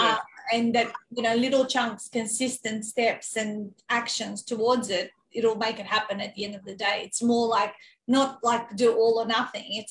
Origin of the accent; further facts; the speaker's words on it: North Macedonia; moved away; growing up in Macedonia